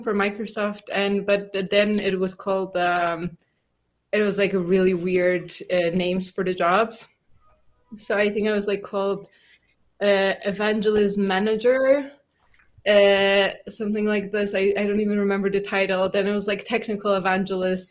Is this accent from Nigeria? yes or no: no; Poland; I come from Poland